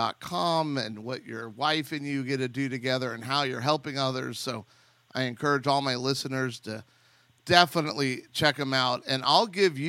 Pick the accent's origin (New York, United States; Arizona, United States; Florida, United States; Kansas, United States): Arizona, United States; moved away as an adult; also born or lived in Chicago, Illinois / Texas; now in Houston, United States; I was born in Chicago, but I think we moved there when I was 8. And then I graduated high school from Arizona